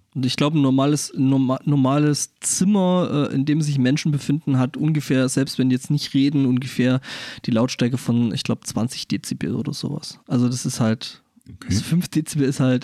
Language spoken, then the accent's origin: German; Germany; als Europäer oder speziell auch als Deutscher